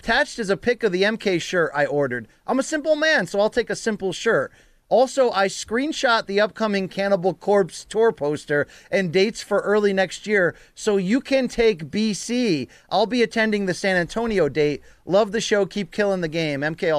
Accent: Australia; You make my Tuesdays, Thursdays, and Saturdays because I'm from Australia

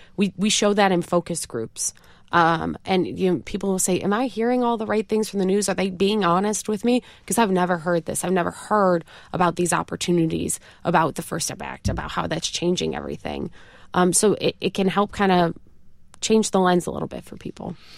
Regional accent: Rochester, New York, United States; accent: upstate New York twang; also born or lived in Connecticut; I am from Rochester, New York.

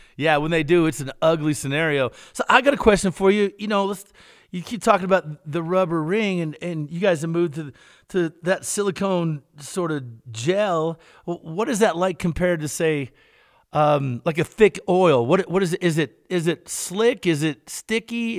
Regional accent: Kentucky, United States; I'm from Kentucky

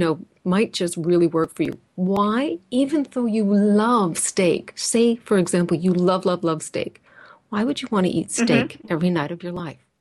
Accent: Canada; we're Canadian

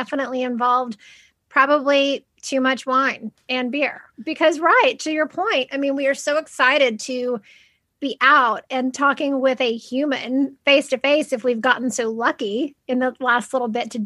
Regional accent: Kentucky, United States; I'm from Kentucky.

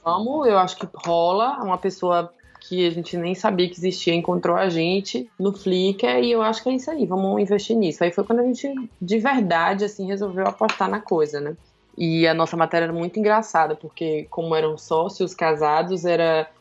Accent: Juazeiro, Bahia, Brazil; moved away as an adult; also born or lived in Salvador; eu sou de Juazeiro, do interior da Bahia, lá no norte, divisa com Pernambuco

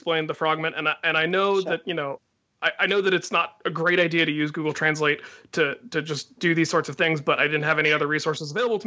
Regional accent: Loveland, Ohio, United States; moved away; growing up in Loveland

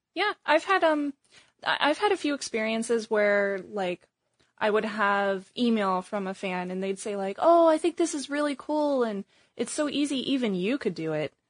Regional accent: Missouri, United States; now in Bay Area, United States; I grew up in Missouri

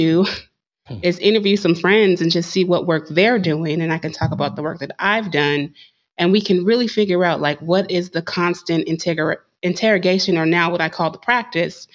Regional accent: Concord, United States; I grew up in Concord

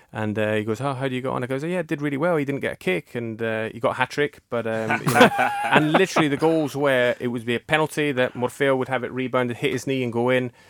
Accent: Peschiera Borromeo, Lombardy, Italy; when I was growing up in Peschiera Borromeo

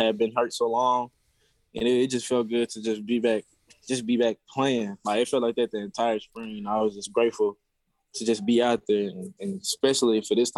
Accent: Lodi, Mississippi, United States; also born or lived in Winona, Mississippi; I'm from Lodi. We call it Lodi, Mississippi

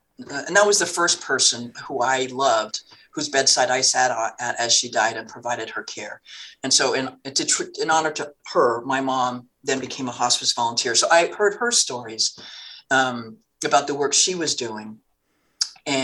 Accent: Turlock, California, United States; we're both Californians. She's from Oroville. I was from Turlock.

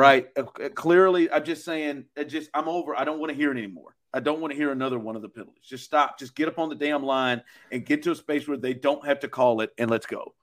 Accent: Kansas City, Missouri, United States; I was born and raised in Kansas City.

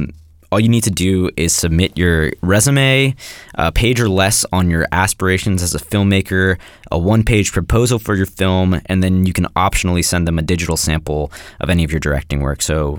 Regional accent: Marin County, California, United States; I'm from Marin, too.

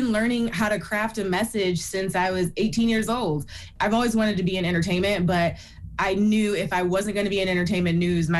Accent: Toledo, Ohio, United States; because I'm from Toledo, Ohio. So it was quite the journey to get to the coast.

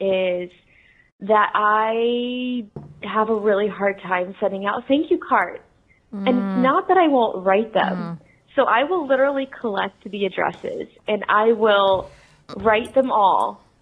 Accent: Tampa, Florida, United States; Hi, Allie. … I am from Tampa, Florida.

